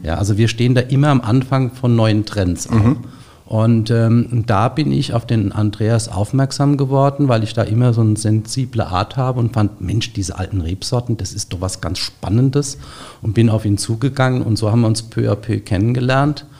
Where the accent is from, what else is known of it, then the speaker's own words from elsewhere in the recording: Gundheim, Rhineland-Palatinate, Germany; Ich komme aus Gundheim in Rheinhessen